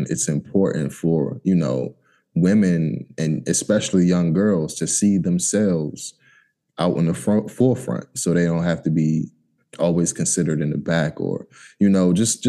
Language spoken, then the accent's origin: English; United States; You know, even though you're from Haiti, I'm from America.